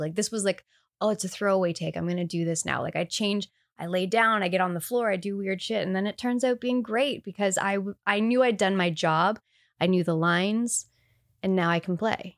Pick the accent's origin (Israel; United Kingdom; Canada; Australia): Canada; I'm Canadian.